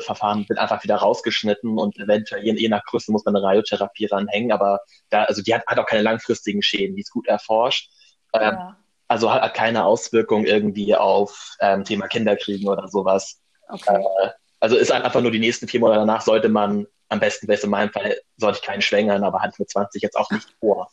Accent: Germany; moved away as an adult; also born or lived in Madrid; in meiner Heimat, in der Nähe von Hamburg

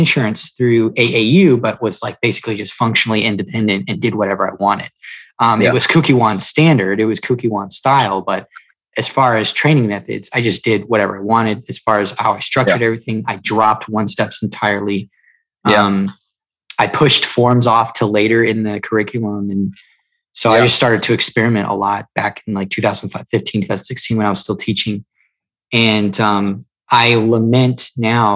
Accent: Melbourne, Florida, United States; now in Indian Trail, United States; I live just below Charlotte, North Carolina, in a town called Indian Trail, but I am originally from Melbourne, Florida

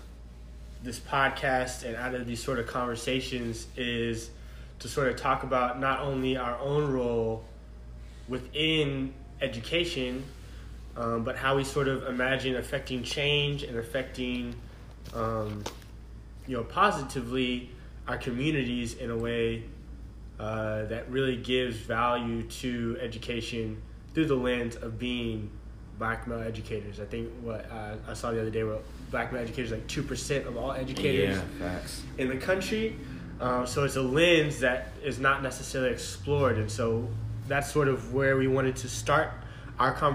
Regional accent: Austin, Texas, United States; moved away as an adult; now in Washington, D.C., United States; I'm from Austin, Texas

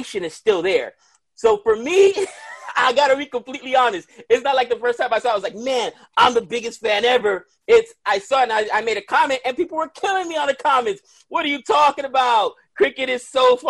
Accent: Dominican Republic; now in United States; I'm Dominican. I grew up in the Caribbean

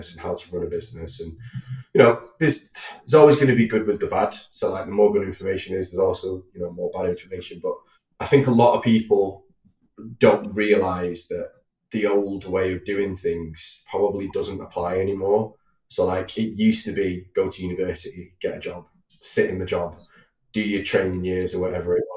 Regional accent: Manchester, North West England, United Kingdom; I grew up in North Manchester, fairly routine upbringing.

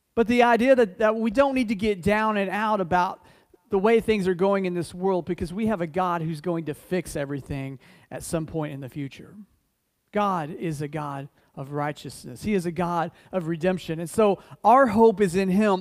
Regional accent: United States; being an American

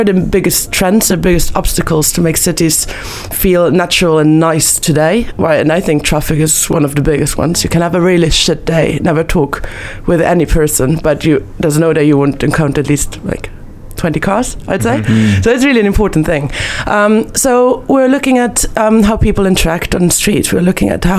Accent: Vienna, Austria; moved away; I'm originally from Vienna, Austria

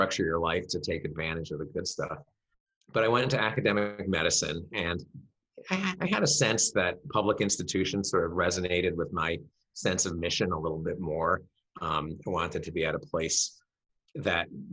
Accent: Chicago, Illinois, United States; moved away as an adult; also born or lived in Rhode Island / Houston / Boston / Iowa; now in San Diego, United States; I grew up in Chicago originally

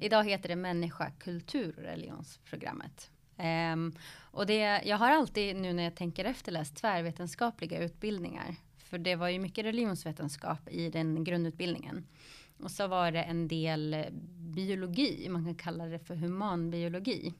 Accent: Stockholm, Stockholm County, Sweden; born or raised there; also born or lived in Flemingsberg

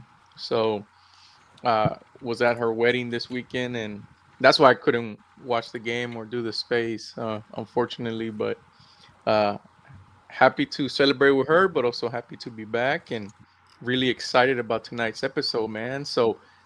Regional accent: Houston, Texas, United States; also born or lived in El Salvador (ancestry); I'm from Southwest Houston, born and raised.

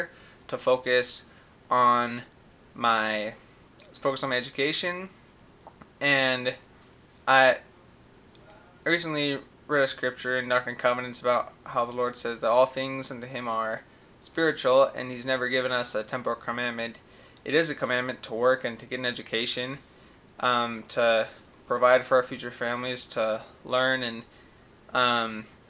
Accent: Utah, United States; moved away; also born or lived in Guatemala; it's 801 because I'm from Utah

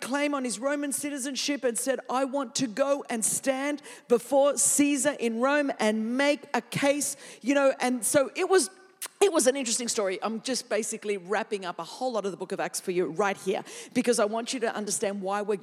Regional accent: Greece; first language Greek; English is a second language; now in California, United States; I'm Greek, and Greek is my first language

